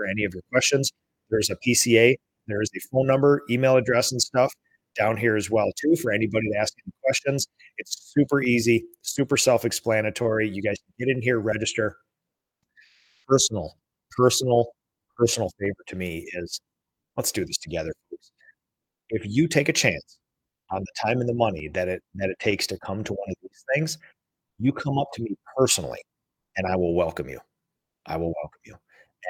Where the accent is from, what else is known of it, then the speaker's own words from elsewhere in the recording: Minnesota, United States; I am an introvert from Minnesota